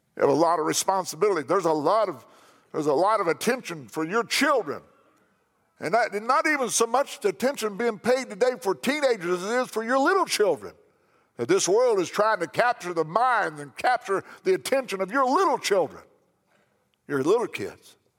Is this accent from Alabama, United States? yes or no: no; McLeansboro, Illinois, United States; my hometown, McLeansboro, Illinois